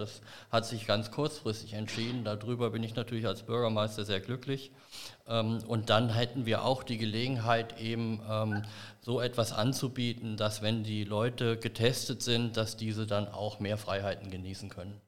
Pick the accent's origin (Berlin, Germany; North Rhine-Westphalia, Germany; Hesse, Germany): Hesse, Germany; Bad Emstal; in meiner Heimatgemeinde Bad Emstal